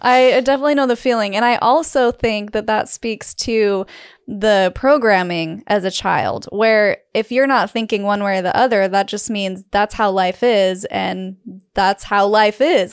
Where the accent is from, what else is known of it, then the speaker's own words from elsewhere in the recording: Utah, United States; growing up in Utah